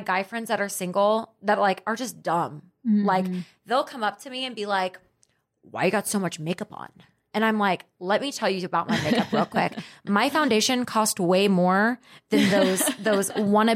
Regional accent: Dallas, Texas, United States; I grew up in Dallas

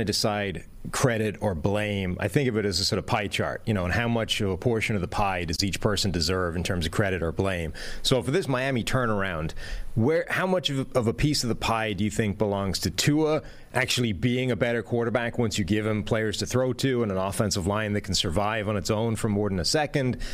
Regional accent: Ireland; moved away; as an Irishman displaced to a foreign country

